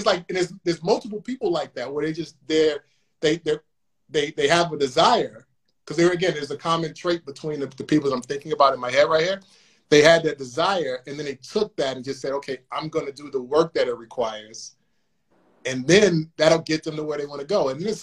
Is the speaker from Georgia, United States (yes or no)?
no; Chicago, Illinois, United States; I'm from Chicago, you know this, but I'm from Chicago